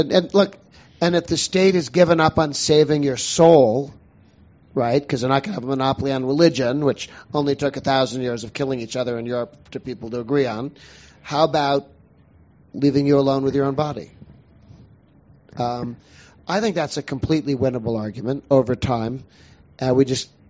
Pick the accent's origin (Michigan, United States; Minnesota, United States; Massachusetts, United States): Massachusetts, United States; Boston; I grew up in Boston